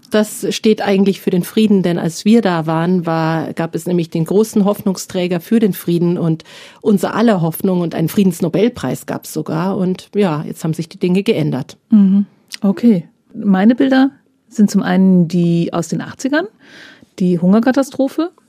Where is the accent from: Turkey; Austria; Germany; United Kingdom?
Germany; Northern Germany; Als Norddeutsche frage ich mich da allerdings, wie das geht, weil Grünkohl darf doch erst nach dem ersten Frost geerntet werden.